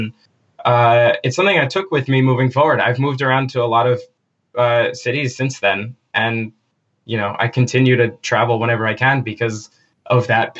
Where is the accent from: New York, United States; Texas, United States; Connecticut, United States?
New York, United States; Long Island; moved away as an adult; I grew up on Long Island with like family, friends everywhere